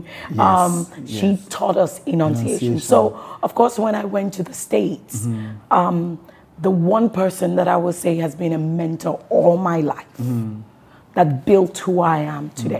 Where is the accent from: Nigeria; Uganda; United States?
Nigeria; Southwest Nigeria; I'm a Yoruba woman. And then when I'm out and about, a lot of fans will ask, where are you from? You're probably from Delta or Benin.